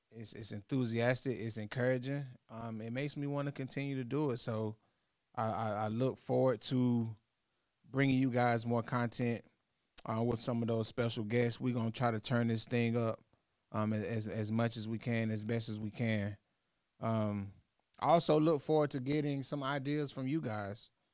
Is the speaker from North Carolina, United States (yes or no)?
yes; North Carolina, United States; I'm from North Carolina